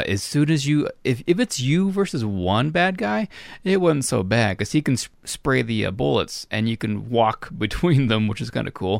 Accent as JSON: {"language": "English", "region": "Florida", "country": "United States", "tie": "born or raised there", "moved": "yes", "said": "my hometown in Florida"}